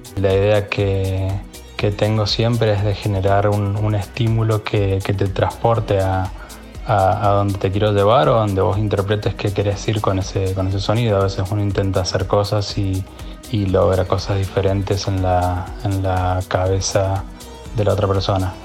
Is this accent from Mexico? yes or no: no; Mendoza, Argentina; soy oriundo de Mendoza